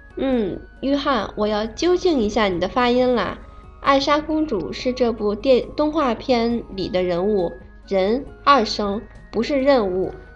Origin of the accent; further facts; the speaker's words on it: Japan; 来自日本。我是一名混血儿，我的妈妈是中国人，我爸爸是日本人，从小就接触汉语